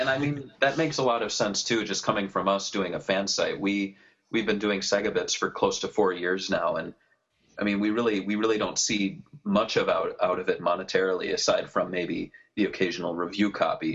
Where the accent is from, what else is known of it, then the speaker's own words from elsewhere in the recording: Midwest, United States; I'm from the Midwest